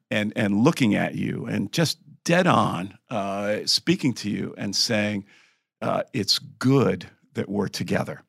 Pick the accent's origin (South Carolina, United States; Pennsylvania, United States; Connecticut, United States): Connecticut, United States; moved away; I'm from the Northeast, originally from Connecticut